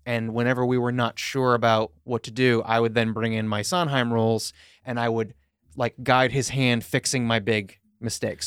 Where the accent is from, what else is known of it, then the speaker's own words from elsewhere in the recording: Long Island, New York, United States; we grew up together on Long Island